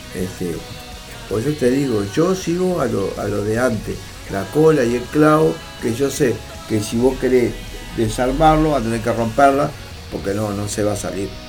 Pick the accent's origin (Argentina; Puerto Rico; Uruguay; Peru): Uruguay; estoy en mi país